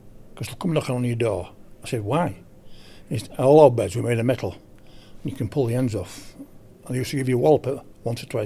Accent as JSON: {"language": "English", "town": "Beverley", "region": "Yorkshire and the Humber", "country": "United Kingdom", "moved": "yes", "lives_now": "Burnley, United Kingdom", "said": "I'm from Burnley, but I originate from Beverley in Yorkshire."}